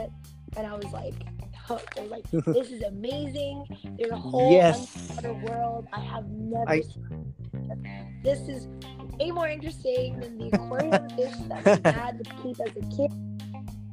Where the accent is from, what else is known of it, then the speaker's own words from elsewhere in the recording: Midwest, United States; I grew up in the Midwest